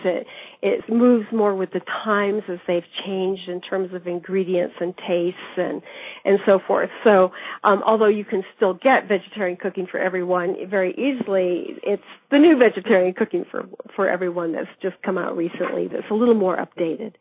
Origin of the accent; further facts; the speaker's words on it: Davis, California, United States; I grew up in Davis, California, which is a university town in the Central Valley of California.